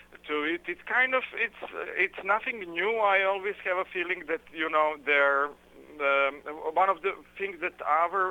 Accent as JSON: {"language": "English", "town": "Belgrade", "country": "Serbia", "tie": "born or raised there", "said": "it's more than 1 million migrants and refugees who passed through my hometown."}